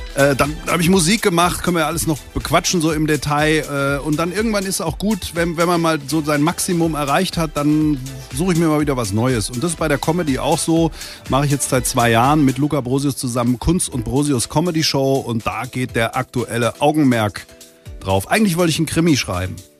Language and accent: German; Langen, Hesse, Germany; also born or lived in Offenbach / Darmstadt / Ober-Hambach; Also aufgewachsen bin ich in Langen, habe in Darmstadt studiert